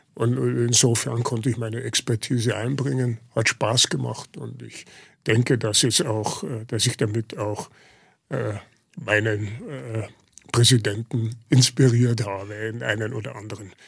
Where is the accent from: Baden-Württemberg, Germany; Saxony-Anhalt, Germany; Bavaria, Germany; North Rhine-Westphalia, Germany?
Bavaria, Germany; Lower; moved away; also born or lived in Munich suburb, Germany / Munich, Germany; meine Identität war primär Niederbayer